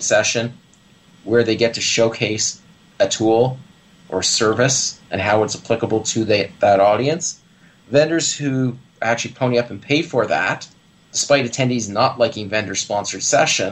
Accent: Canada; also born or lived in Toronto; As a Canadian

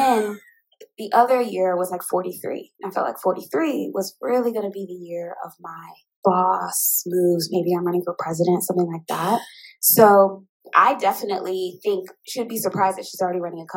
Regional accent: Indianapolis, Indiana, United States; moved away as an adult; also born or lived in Seattle / Miami / Oakland / Chicago; now in Houston, United States; as a child, I grew up in Indianapolis, Indiana

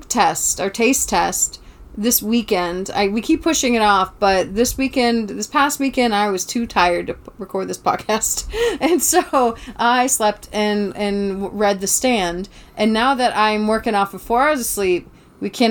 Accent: Savannah, Georgia, United States; moved away; I grew up in Savannah, Georgia.

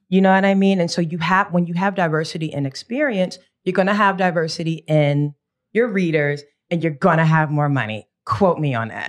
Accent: United States; very American

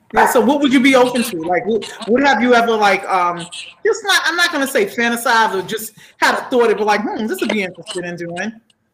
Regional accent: New York, United States; I'm born and raised in New York and I'm trying to get out, but go ahead.

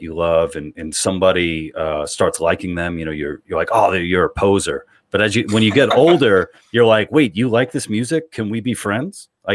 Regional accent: New York, United States; I'm born and raised in New York

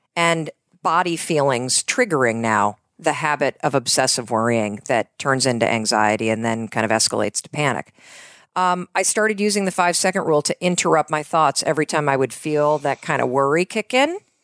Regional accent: North Muskegon, Michigan, United States; moved away as an adult; also born or lived in New York / Boston; So I grew up in Western Michigan

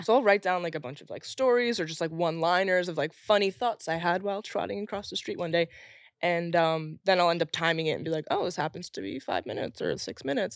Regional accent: Long Island, New York, United States; growing up in Long Island, having Republican parents

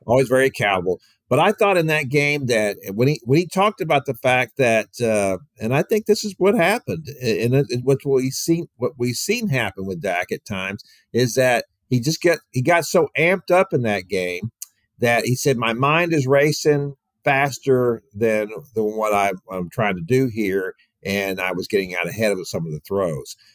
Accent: Houston, Texas, United States; I grew up in Houston

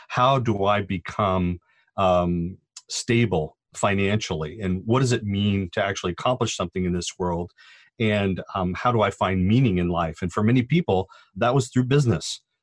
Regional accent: Orange County, California, United States; I grew up in Schuler's Orange County and literally watched the Crystal Cathedral as it was being built.

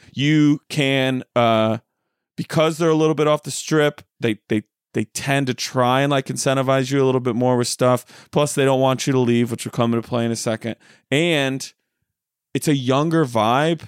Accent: Rochelle, Illinois, United States; moved away; my hometown of Rochelle, Illinois

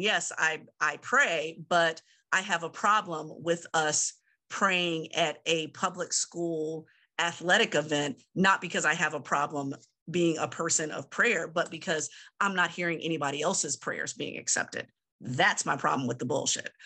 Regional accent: Southern Virginia, United States; moved away; in my hometown area, Southern Virginia

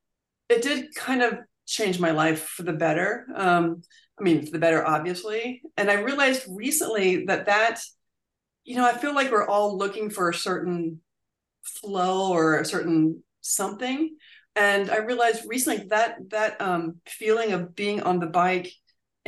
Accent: Virginia, United States; I grew up in Virginia

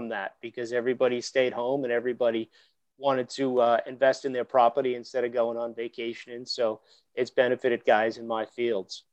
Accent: Woburn, Massachusetts, United States; I grew up in Woburn, Mass.

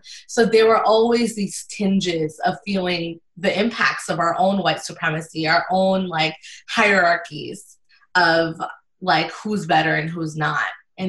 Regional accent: New York City, New York, United States; I grew up on the Jackson Heights Flushing line

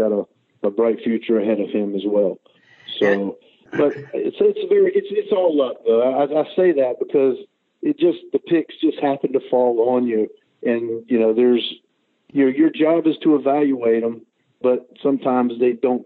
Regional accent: Charlotte, North Carolina, United States; I'm from Charlotte. I live in Charlotte, North Carolina

